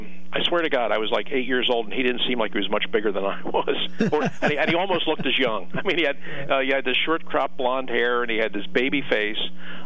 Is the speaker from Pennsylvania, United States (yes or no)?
yes; Philadelphia, Pennsylvania, United States; He's going to be coming to my hometown.